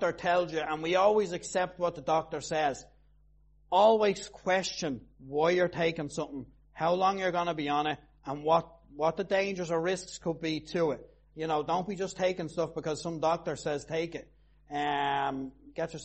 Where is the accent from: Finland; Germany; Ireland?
Ireland; Tallaght, Leinster; I'm from Talla